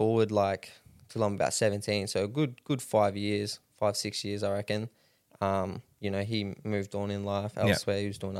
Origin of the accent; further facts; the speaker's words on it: Rockhampton, Queensland, Australia; Yeah, born and raised here in Rocky.